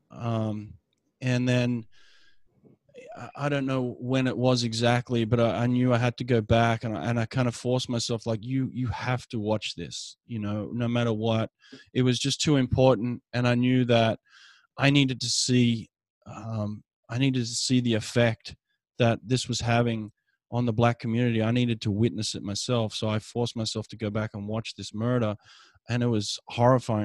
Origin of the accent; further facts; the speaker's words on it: Australia; moved away as an adult; now in United States; I grew up in Australia